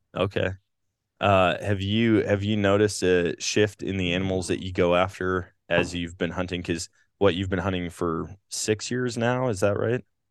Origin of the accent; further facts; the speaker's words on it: Wisconsin, United States; growing up in Wisconsin